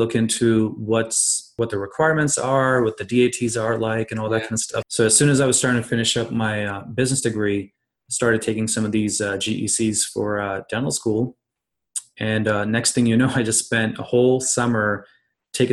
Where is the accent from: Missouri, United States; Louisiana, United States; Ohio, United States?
Ohio, United States; Columbus; now in Cincinnati, United States; I'm originally from Columbus, Ohio, but I practice in Cincinnati now.